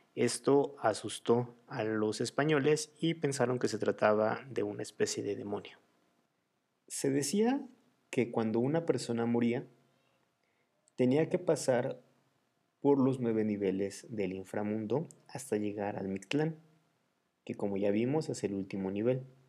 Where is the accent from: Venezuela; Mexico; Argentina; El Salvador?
Mexico; mi celebración favorita de todas las costumbres que tenemos en México